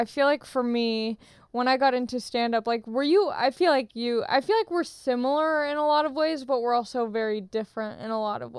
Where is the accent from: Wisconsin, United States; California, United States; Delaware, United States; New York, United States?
California, United States; Long Beach; Long Beach. Me, Cameron Diaz